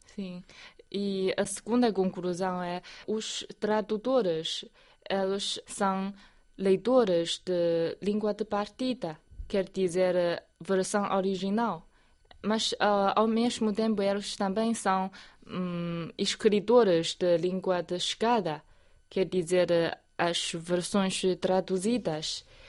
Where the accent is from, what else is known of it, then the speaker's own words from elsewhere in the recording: Ruijin area, Jiangxi, China; moved away; Na minha terra natal tem muitos, uh, muitas colinas, é uma área montanhosa